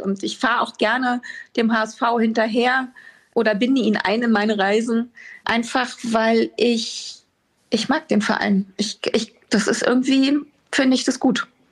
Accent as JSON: {"language": "German", "region": "Berlin", "country": "Germany", "tie": "born or raised there", "moved": "yes", "lives_now": "Hamburg, Germany", "said": "Das wäre ja äh, verwerflich, wenn ich sagen würde, Berlin ist nicht meine Heimat."}